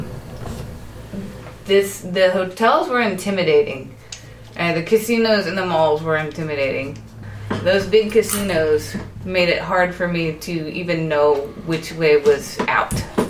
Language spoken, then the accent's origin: English; United States; now in Santa Barbara, United States; Being American